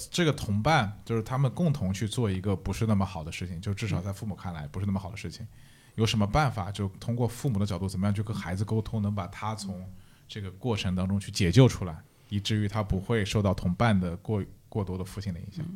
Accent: Shanghai, China; now in Netherlands; 我是上海人

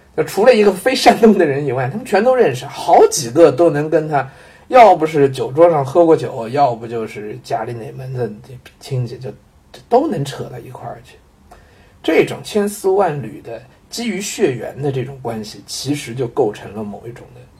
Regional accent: southern China, China; also born or lived in Jiangnan; 我身为一个南方人啊

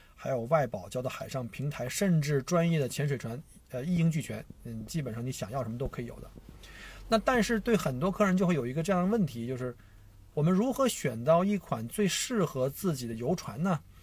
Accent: China; also born or lived in Victoria, Australia; now in Australia; 我们中国人

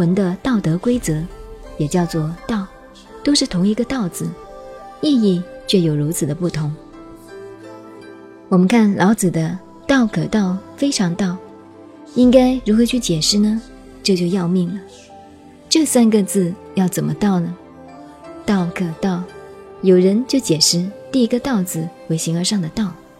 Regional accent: China; 天主教说宇宙是上帝创造的，我们中国人说天地是由盘古老王开辟的。

